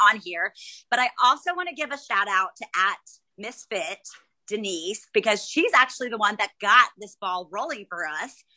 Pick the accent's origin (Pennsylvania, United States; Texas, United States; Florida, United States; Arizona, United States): Texas, United States; Dallas; also born or lived in Tennessee; now in San Antonio, United States; I was born and raised in Dallas